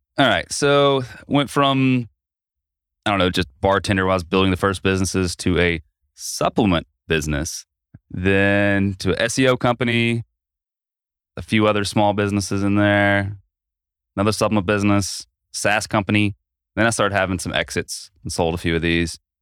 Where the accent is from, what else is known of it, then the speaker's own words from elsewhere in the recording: Asheville, North Carolina, United States; my hometown of Asheville